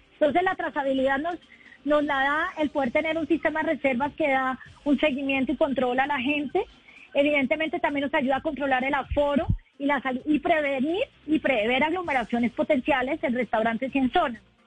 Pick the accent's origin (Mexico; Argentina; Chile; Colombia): Colombia; Bogotá, Bogotá Capital District